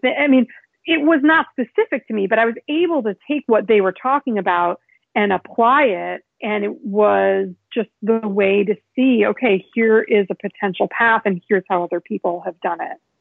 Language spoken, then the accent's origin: English; Chicago, Illinois, United States; now in New York, United States; I grew up in Chicago and I am now living in New York.